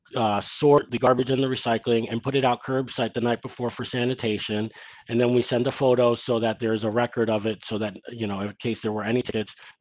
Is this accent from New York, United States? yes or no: yes; New York City, New York, United States; Growing up in Ditmas Park